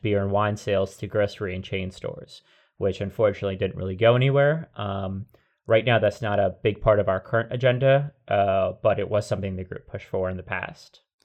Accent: New Jersey, United States; moved away; I grew up in Jersey primarily before moving to, to this part, uh, of the U S

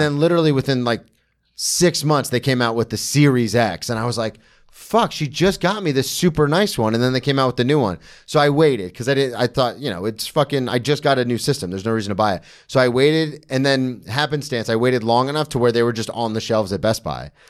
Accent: Daytona Beach, Florida, United States; I grew up in Daytona

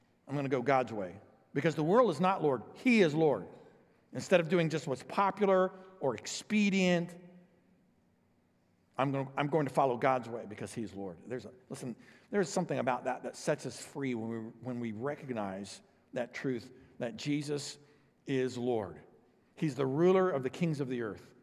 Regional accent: O'Fallon, United States; we're from O'Fallon

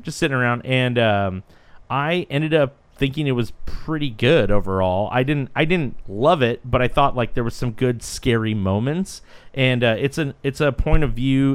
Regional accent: Santa Cruz, California, United States; I'm from Santa Cruz

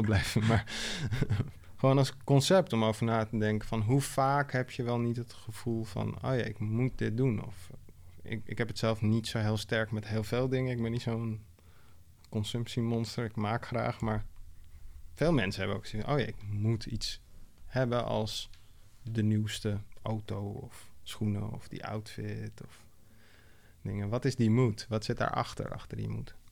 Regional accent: Amsterdam, North Holland, Netherlands; de buurt waar ik ben opgegroeid, Oosterparkbuurt.

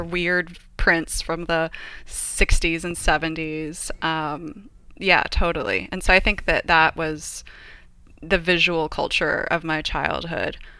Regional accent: Paramount, California, United States; also born or lived in Los Angeles, California / England / Australia; now in San Luis Obispo, United States; I grew up next door in Paramount to my grandmother

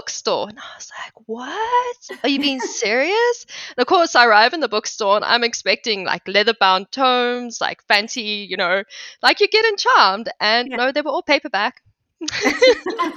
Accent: Johannesburg, Gauteng, South Africa; first language English; moved away as an adult; also born or lived in Vietnam / Cambodia; now in South Carolina, United States; So I'm originally from South Africa, born and raised in Johannesburg.

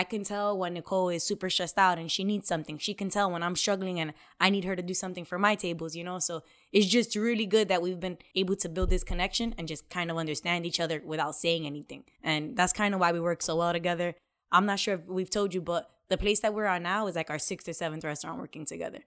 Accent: New York City, New York, United States; moved away; also born or lived in South Bronx, New York; We grew up in the complete opposite, the Lower East Side

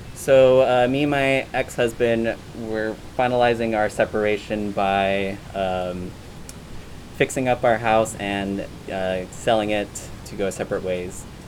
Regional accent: Hawaii, United States; moved away as an adult; now in Portland, United States; I'm from Hawaii

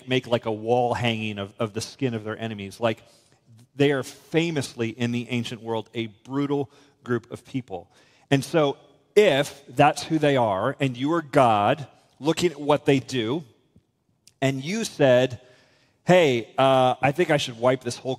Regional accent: United States; I'm an American

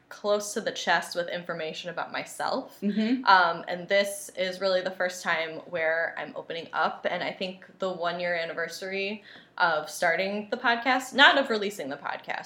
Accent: Western New York, United States; I grew up in the Western New York area

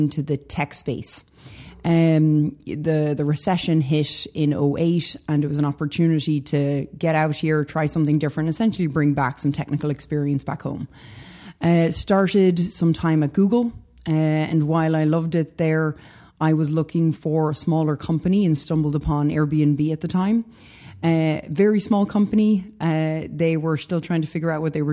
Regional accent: west of Ireland, Ireland; moved away as an adult; now in United States; I'm originally from Ireland. Grew up in a small little town in the west of Ireland.

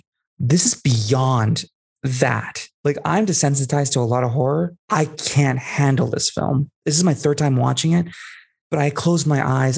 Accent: Bay Area, California, United States; I'm from the Bay Area specifically.

